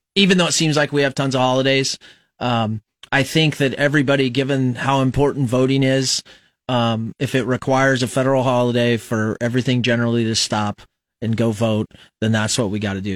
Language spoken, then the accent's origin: English; Fremont, Nebraska, United States; now in Lincoln, United States; I was raised in Fremont, so I wasn't really an Omaha or Lincoln guy